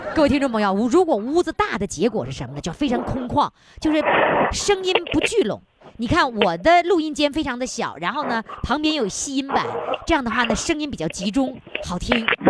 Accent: Dongning, Heilongjiang, China; 我的家乡，黑龙江省东宁县

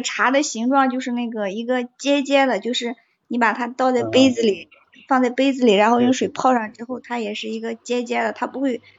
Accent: Henan, China; 嗯，河南省呀。

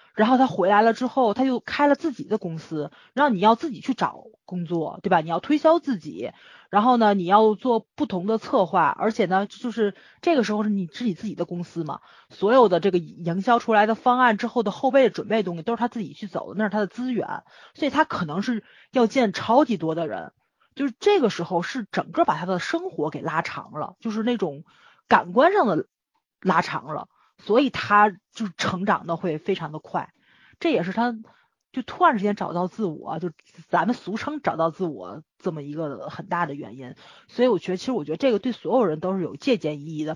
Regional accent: Tianjin, China; accent: Tianjin dialect; 我们天津话嘛

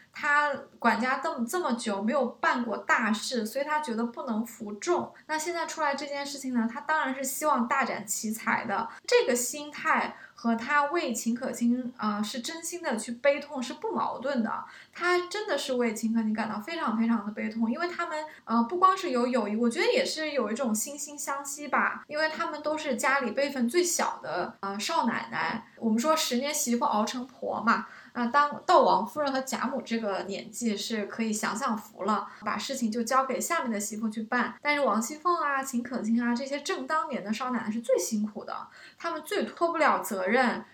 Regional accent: China; 我们中国人讲德才配位嘛

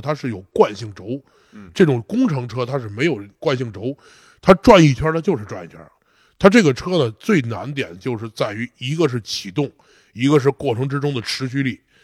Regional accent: China; 我中国人

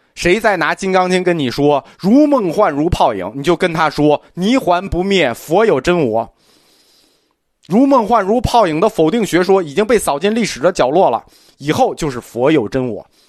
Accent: China; 我们中国人

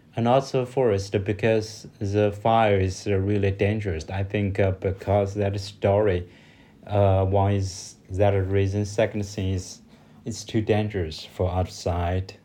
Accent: China; English is a second language; from China

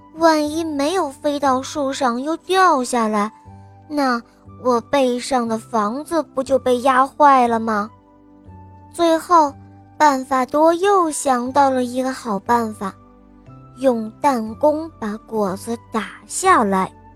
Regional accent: Tangshan, Hebei, China; 我来自河北唐山，我今年五岁半了

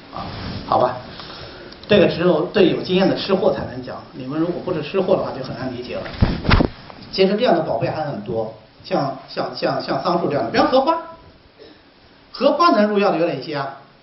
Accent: Hubei, China; moved away as an adult; now in Hangzhou, China; 我们湖北人喜欢炖藕汤嘛

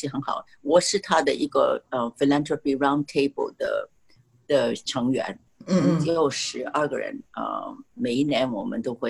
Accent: China; 你看看呢，呃，川普这样说的话，所有的人都很恨我们中国人了。

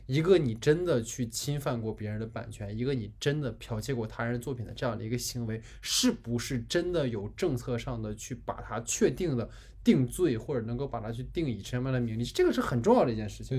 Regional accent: China; 我们都是一家人，说白了，我们都是中国人

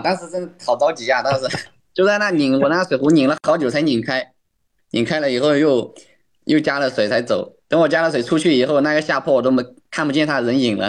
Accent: Guizhou, China; 我是来自贵州的一名选手

